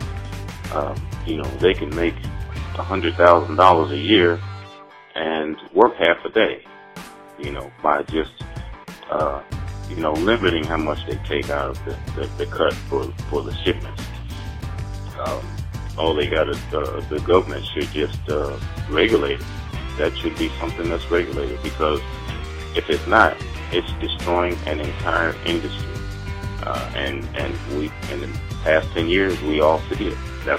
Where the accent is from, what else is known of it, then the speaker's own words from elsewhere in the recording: Tuscaloosa, Alabama, United States; I'm from Tuscaloosa, Alabama.